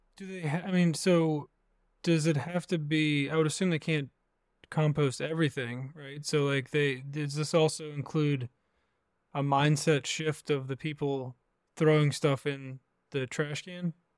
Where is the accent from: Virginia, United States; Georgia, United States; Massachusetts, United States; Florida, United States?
Virginia, United States; I grew up in Virginia, kind of in the middle of nowhere.